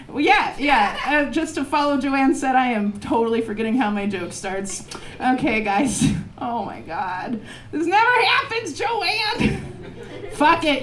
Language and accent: English; Portland, Oregon, United States; I grew up in Portland